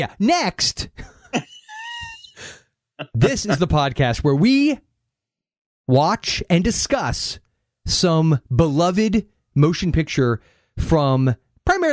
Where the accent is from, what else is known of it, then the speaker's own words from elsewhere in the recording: Central Florida, United States; it was Central Florida in the 80s